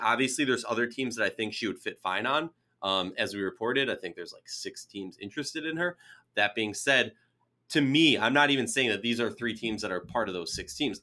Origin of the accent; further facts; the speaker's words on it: Minnesota, United States; I'm originally from Minnesota